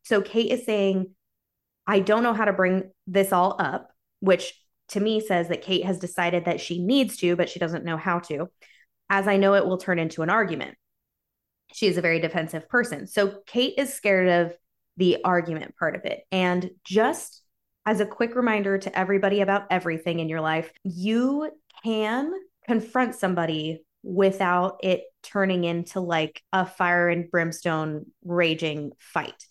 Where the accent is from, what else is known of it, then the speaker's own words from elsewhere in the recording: United States; I'm American.